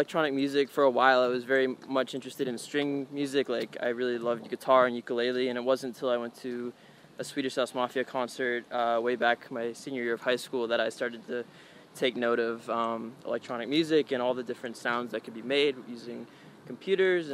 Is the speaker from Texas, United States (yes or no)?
no; San Francisco, California, United States; also born or lived in Palo Alto; I was born in San Francisco, went to school there